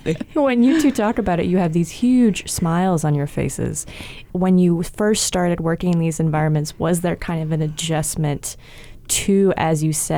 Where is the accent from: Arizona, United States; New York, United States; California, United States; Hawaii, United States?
Hawaii, United States; Hawaii Island, United States; I grew up on Hawaii Island